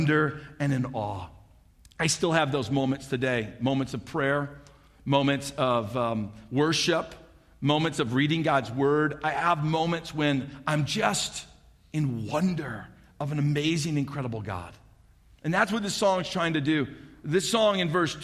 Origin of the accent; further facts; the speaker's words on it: St. Louis, Missouri, United States; also born or lived in Alaska; now in Kearney, Nebraska, United States; I grew up in St. Louis, Missouri. So did my wife, Kim.